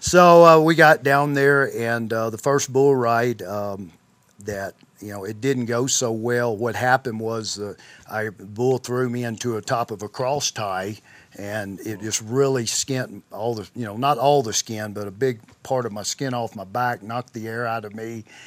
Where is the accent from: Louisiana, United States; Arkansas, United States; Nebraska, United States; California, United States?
Arkansas, United States; McGehee; grew up in a small town in Southeast Arkansas that was, name was McGee, Arkansas